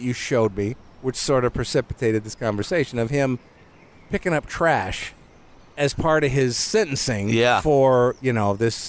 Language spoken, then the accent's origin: English; Detroit, Michigan, United States; I grew up in Detroit, so I was a Tigers fan